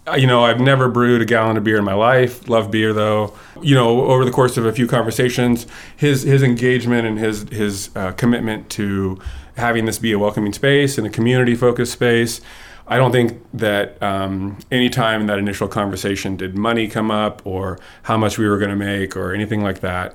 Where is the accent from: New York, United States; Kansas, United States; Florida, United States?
Kansas, United States; moved away as an adult; also born or lived in Eastern Washington; I grew up in Kansas